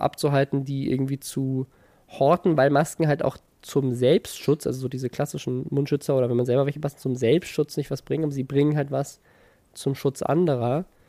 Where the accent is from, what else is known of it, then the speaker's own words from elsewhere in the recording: Mannheim, Baden-Württemberg, Germany; ich komme ja aus Mannheim und meine Mutter hat mit … zusammen im Gospelchor gesungen früher